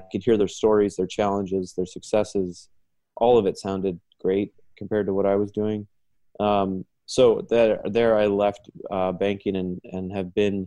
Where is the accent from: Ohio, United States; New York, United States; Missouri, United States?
Ohio, United States; Dayton; moved away as an adult; now in Chicago, United States; I was born and raised in Dayton, Ohio, went to school in Dayton